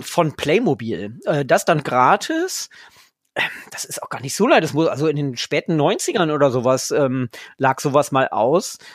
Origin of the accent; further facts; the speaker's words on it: Lower Saxony, Germany; ich bin ja Niedersachse